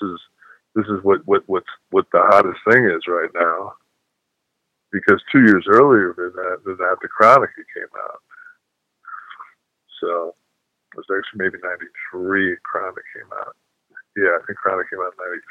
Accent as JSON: {"language": "English", "town": "Detroit", "region": "Michigan", "country": "United States", "tie": "born or raised there", "said": "I was born and raised in Detroit"}